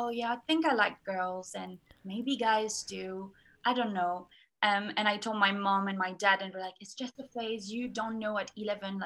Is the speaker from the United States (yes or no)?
no; France; now in Brighton, United Kingdom; I'm currently studying in Brighton and I'm from France